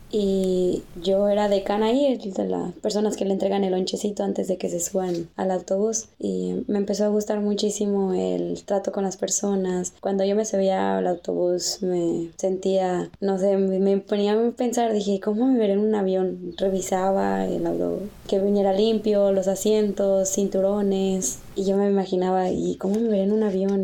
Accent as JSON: {"language": "Spanish", "town": "Guadalajara", "region": "Jalisco", "country": "Mexico", "said": "De Guadalajara"}